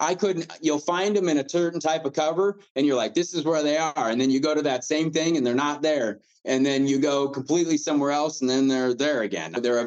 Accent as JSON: {"language": "English", "region": "Midwest", "country": "United States", "said": "And I'm, like I said, this is probably just me because I'm from the Midwest."}